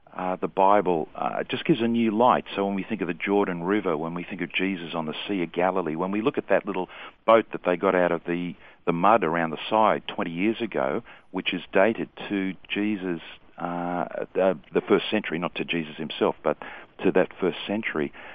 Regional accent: Sydney, New South Wales, Australia; I was born and raised in Sydney, mm-hmm. so that's, that's where I'm from

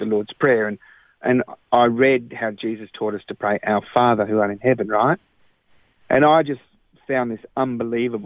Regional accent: Australia; also born or lived in London / Cyprus; I grew up in Australia

